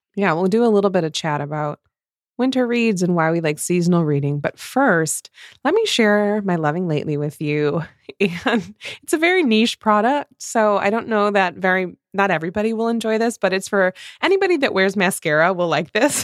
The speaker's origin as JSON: {"language": "English", "region": "Midwest", "country": "United States"}